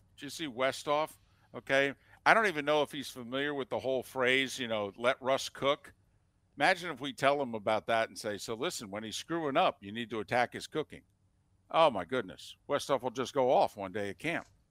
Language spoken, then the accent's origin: English; New Jersey, United States; I love Jersey. I'm from Jersey